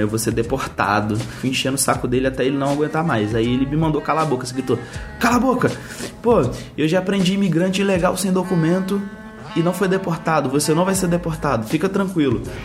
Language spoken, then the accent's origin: Portuguese; Brazil; moved away as an adult; eu sou brasileiro, tenho 19 anos